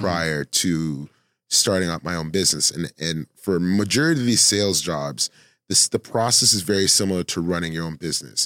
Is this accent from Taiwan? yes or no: no; Toronto, Ontario, Canada